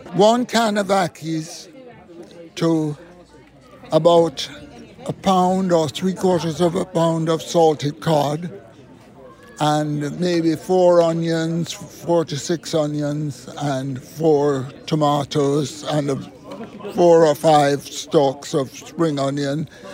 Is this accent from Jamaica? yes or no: yes; Jamaica; I'm from Jamaica